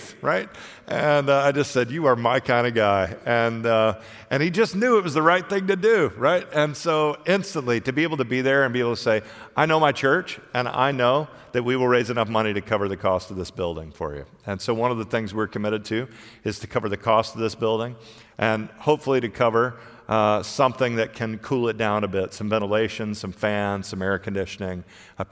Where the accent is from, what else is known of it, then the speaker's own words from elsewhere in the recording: United States; I'm a pastor from the United States